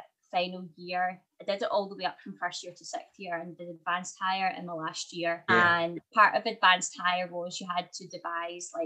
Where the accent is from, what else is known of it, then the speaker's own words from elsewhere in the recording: later Hamilton, Scotland, United Kingdom; I actually grew up, a lot of my childhood was spent in a very, very small village where there was like 70 kids in our primary school